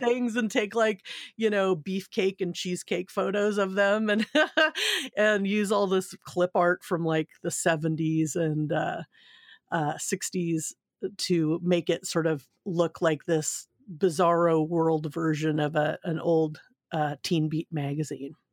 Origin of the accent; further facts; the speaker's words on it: Southern California, United States; also born or lived in Seal Beach, California / Grass Valley, California / Sacramento, California; I grew up in Southern California, um, in Seal Beach, which is uh, a nice little community, and then moved up to um, Grass Valley